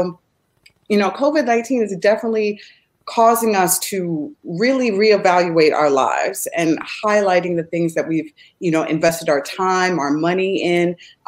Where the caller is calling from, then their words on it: Chicago, Illinois, United States; And I am streaming from the Midwest of the United States, from Chicago.